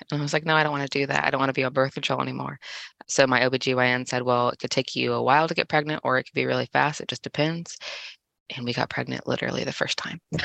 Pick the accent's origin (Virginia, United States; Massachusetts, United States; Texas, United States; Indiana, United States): Indiana, United States; also born or lived in Kansas City, Missouri / Tekamah, Nebraska; I was born in Kansas City, Missouri, but I've spent the majority of my life in Indiana with a brief stint in Nebraska and then back to Indiana